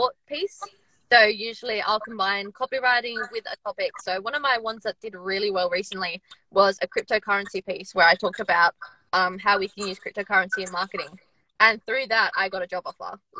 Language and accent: English; Australia; moved away as an adult; now in United Kingdom; I'm in the UK at the moment, but I'm from Australia